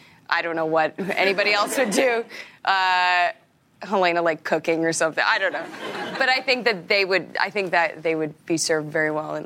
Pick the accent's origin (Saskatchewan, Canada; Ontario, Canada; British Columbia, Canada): Saskatchewan, Canada; Regina; I'm from Regina.